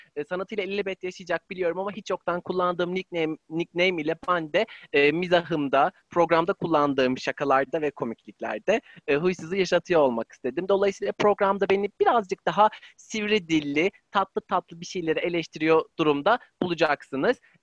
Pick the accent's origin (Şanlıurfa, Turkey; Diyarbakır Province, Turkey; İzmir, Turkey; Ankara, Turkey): Ankara, Turkey; ben 25 ee, yıllık e, kronik Ankaralılığı olan